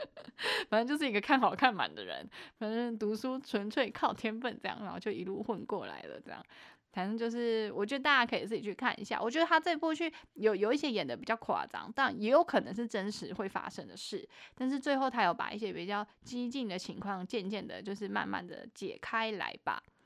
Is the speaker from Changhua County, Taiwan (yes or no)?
no; Taichung, Taiwan; 我台中人